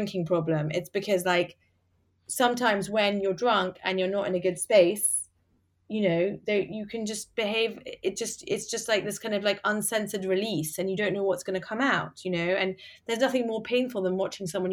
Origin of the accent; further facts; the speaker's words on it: England, United Kingdom; moved away as an adult; also born or lived in United States; now in London, United Kingdom; we're both English